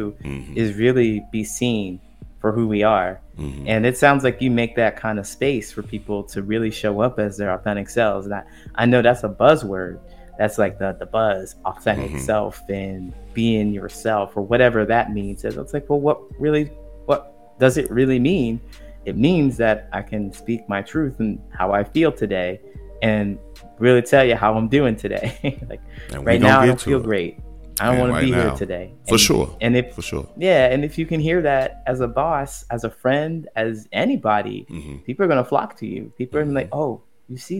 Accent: Ohio, United States; moved away as an adult; also born or lived in California / Chicago; I grew up in a small town in Ohio

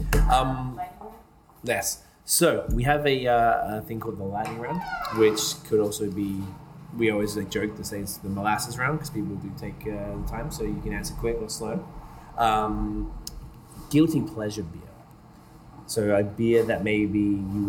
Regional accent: Australia; moved away as an adult; now in United States; I'm from Australia

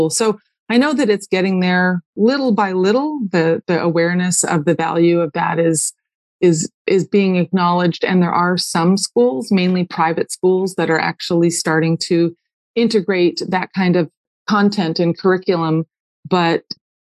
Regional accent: Malibu, California, United States; I grew up way out on Point Doom in Malibu

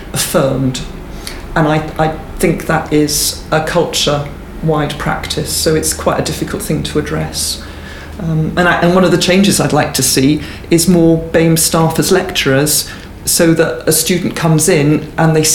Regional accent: Swansea, Wales, United Kingdom; I grew up in Swansea in South Wales.

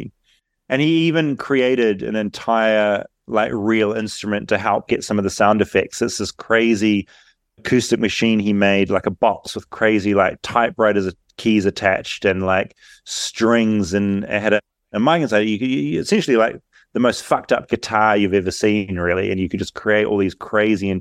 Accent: New Zealand; I'm from New Zealand.

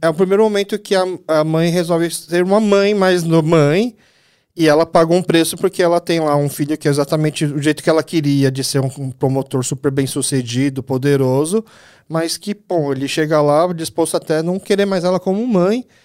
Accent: Brazil; Eu sou filho de imigrantes coreanos, nasci aqui no Brasil

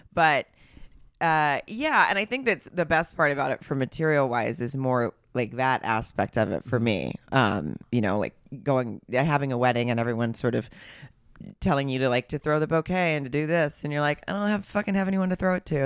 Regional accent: Arkansas, United States; now in Los Angeles, United States; I grew up in Arkansas

